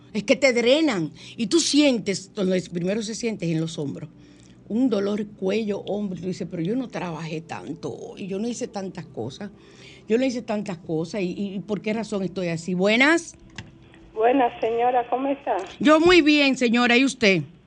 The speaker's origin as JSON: {"language": "Spanish", "region": "San Cristóbal", "country": "Dominican Republic", "said": "yo soy de allá de San Cristóbal también"}